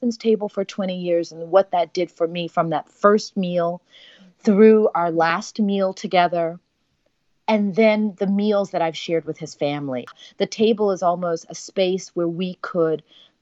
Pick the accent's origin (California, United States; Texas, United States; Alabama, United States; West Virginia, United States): Texas, United States; moved away; our identity, you know, as a Texan